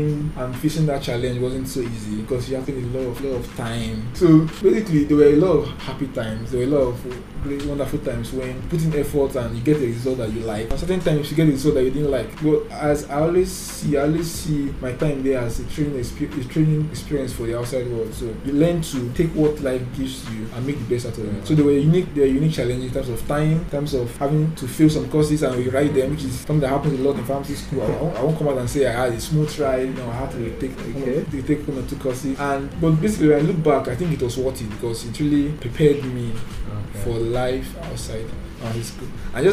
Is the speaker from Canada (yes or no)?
no; Abuja, Federal Capital Territory, Nigeria; also born or lived in Kwara State / Kogi State / Port Harcourt; I was born in Kwara State and lived the first 4 or 5 years of my life in Kwara State. And since then, I've been in Abuja. And that's where I did my primary school, secondary school as well.